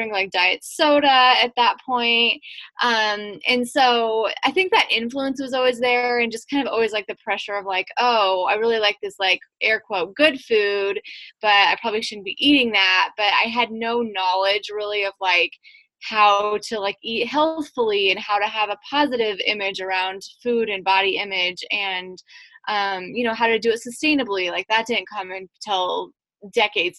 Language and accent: English; Western Nebraska, United States; I grew up in Western Nebraska